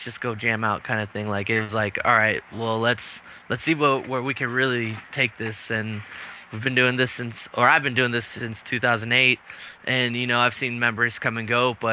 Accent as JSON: {"language": "English", "region": "Texas", "country": "United States", "also_born_or_lived": "San Antonio", "said": "We're from Texas."}